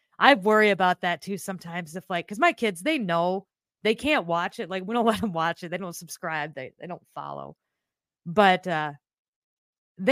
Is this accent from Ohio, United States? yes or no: no; Iowa, United States; I am from Iowa